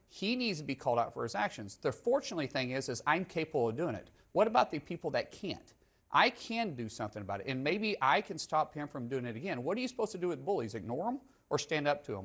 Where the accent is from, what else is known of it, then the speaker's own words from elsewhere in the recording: Oklahoma, United States; I'm a guy from Oklahoma first